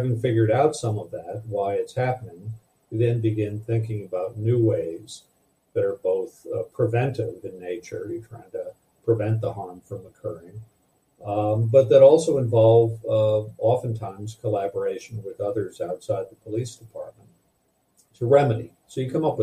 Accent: Madison, Wisconsin, United States; the city where I grew up in Madison, Wisconsin

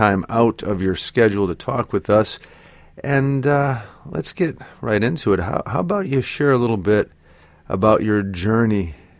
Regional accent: United States; I'm European American.

